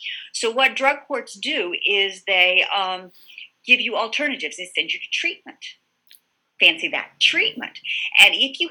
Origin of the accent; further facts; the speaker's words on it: Virginia Beach, Virginia, United States; moved away as an adult; also born or lived in Philadelphia; now in Delaware, United States; I grew up in Virginia Beach